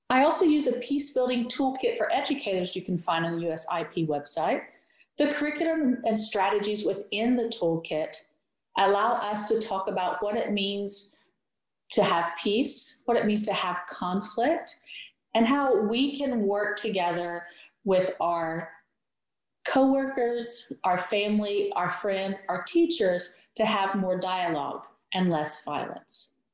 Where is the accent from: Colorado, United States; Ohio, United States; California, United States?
Ohio, United States; West Portsmouth; also born or lived in Greenup, Kentucky; this is my Peace Teacher Experience. I am from West Portsmouth, Ohio, and I've just completed 14 years at Greenup County High School in Greenup, Kentucky.